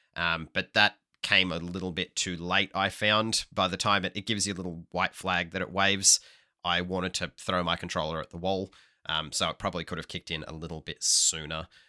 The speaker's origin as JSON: {"language": "English", "town": "Hobart", "region": "Tasmania", "country": "Australia", "tie": "born or raised there"}